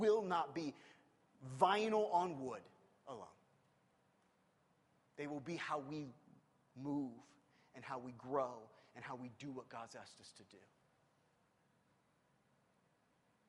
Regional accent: Midwest, United States; moved away; I'm not from here. I'm from the Midwest

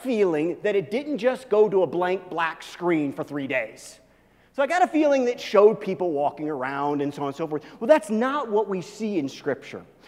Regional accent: Missouri, United States; now in Colorado, United States; where I grew up in Missouri

